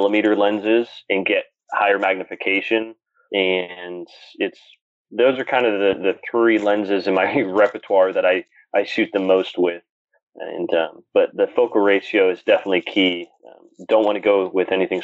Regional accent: Pennsylvania, United States; an astrophotographer from Pennsylvania

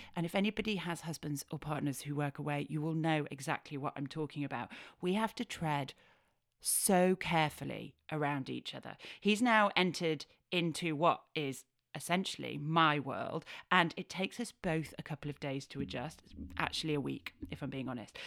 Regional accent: Yorkshire and the Humber, United Kingdom; I'm a Yorkshire lass

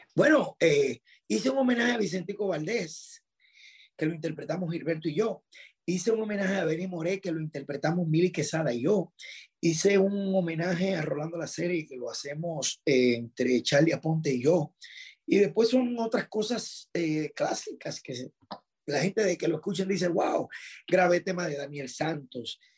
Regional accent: Dominican Republic; estar en mi país

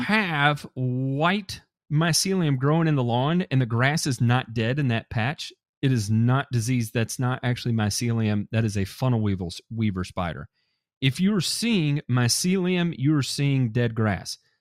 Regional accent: Memphis, Tennessee, United States; I grew up in Memphis, Tennessee, uh, shout out to all my nine oh one brothers and sisters out there

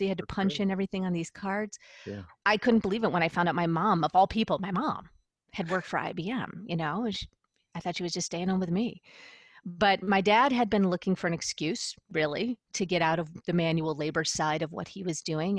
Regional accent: Buffalo, New York, United States; also born or lived in San Diego; I'm originally from the Buffalo, New York area

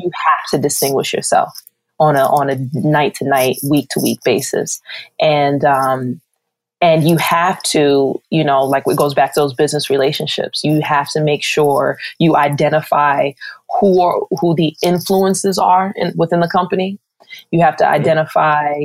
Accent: New York City, New York, United States; being a New Yorker, I kind of took advantages of growing up in the Garden

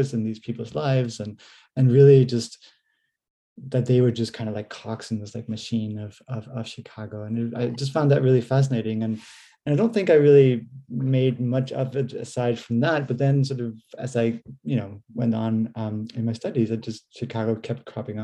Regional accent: Denmark; moved away as an adult; also born or lived in United States / Canada; now in Norwich, United Kingdom; I'm originally from Denmark, but went to university and did my PhD in the US and Canada

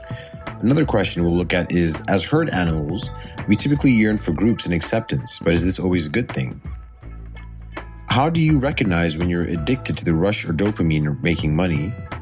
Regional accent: Botswana; also born or lived in Nigeria; I'm originally from Botswana and Nigeria.

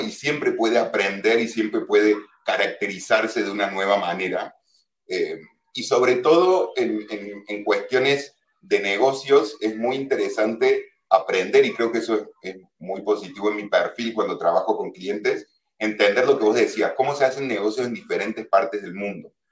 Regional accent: Córdoba, Argentina; moved away as an adult; also born or lived in Buenos Aires, Argentina / Germany; now in Mallorca, Spain; yo soy argentino, obviamente soy de Córdoba, Córdoba de la nueva Andalucía

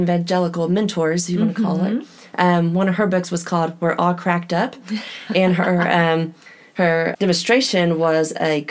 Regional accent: Oklahoma, United States; also born or lived in Midland, Texas; we grew up in Midland, Texas. We moved mm-hmm. to Oklahoma, a small town, when I was 6 years old.

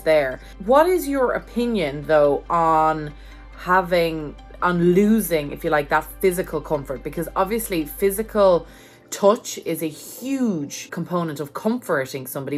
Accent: Ireland; now in United States; as an Irish person living in America

